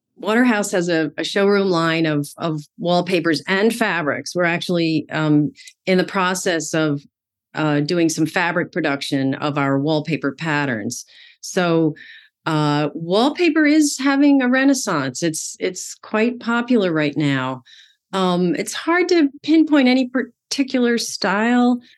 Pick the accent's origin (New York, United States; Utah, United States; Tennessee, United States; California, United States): New York, United States; Amityville; I grew up in Amityville, Long Island, New York